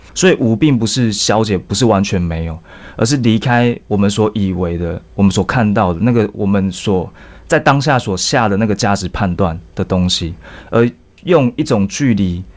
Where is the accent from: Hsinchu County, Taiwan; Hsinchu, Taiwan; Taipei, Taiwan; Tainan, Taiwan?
Tainan, Taiwan; 因为我那时候高中念的是台南二中。是台南人